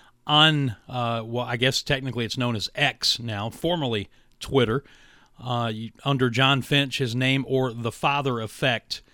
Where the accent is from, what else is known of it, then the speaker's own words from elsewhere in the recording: West Virginia, United States; moved away; the church my dad pastors back in West Virginia, Rawl Free Will Baptist Church. I was elected to my high school's Athletic Hall of Fame